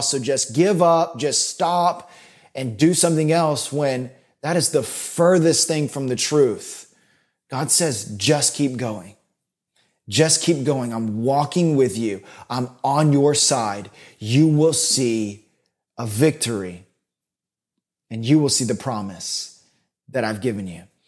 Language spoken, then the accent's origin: English; Florida, United States; So I grew up in Florida